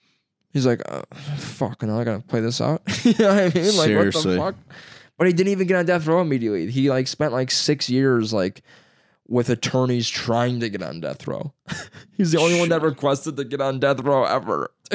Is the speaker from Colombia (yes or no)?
no; Baghdad, Iraq; I'm from Baghdad, right?